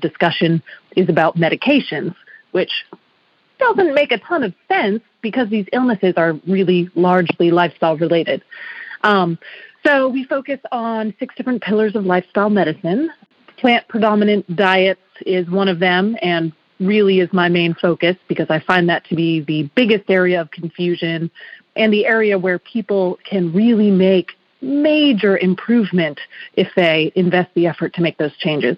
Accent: Massachusetts, United States; moved away; I'm actually from Massachusetts, and I was a team figure skater growing up

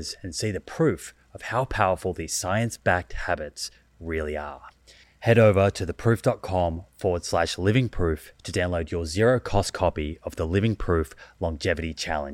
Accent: Australia; also born or lived in United States; I grew up in Australia, and actually I spent 8 years when I was very young in America.

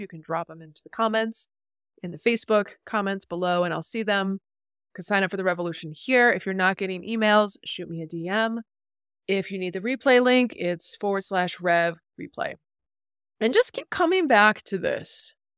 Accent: New York, United States; I'm a New Yorker at heart

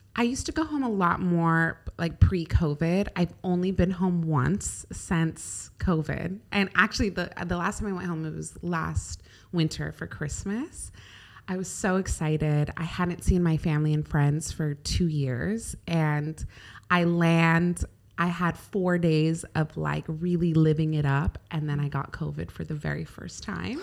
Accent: California, United States; now in Dubai, United Arab Emirates; I grew up in California

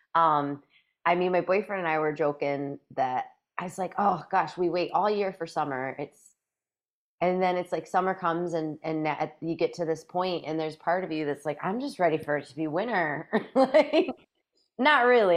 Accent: a few hours south of northeastern Iowa, Midwest, United States; now in Northeast Iowa, United States; I grew up a few hours south of here

